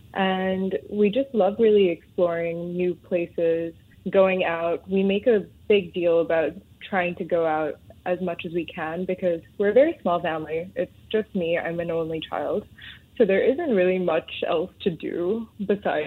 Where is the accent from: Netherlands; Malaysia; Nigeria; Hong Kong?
Hong Kong; moved away as an adult; also born or lived in Mumbai, India / Delhi, India (family); now in Singapore; growing up in Hong Kong